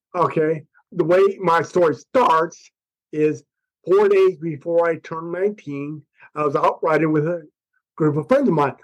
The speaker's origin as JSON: {"language": "English", "country": "United States", "said": "I'm an American"}